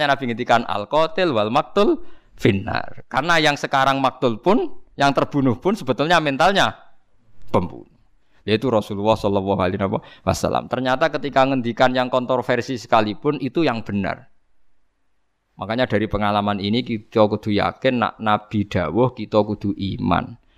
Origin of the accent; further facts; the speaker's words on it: Java, Indonesia; meskipun kita sendiri sebagai orang Jawa tidak punya nyali farik misalnya